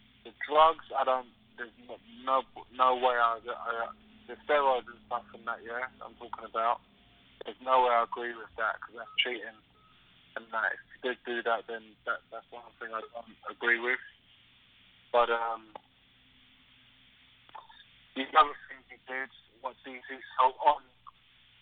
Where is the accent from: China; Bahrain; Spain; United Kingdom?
United Kingdom; London; I'm from South London.